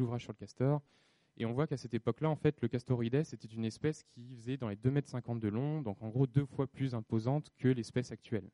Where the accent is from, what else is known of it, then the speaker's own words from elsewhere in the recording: France; chez nous en France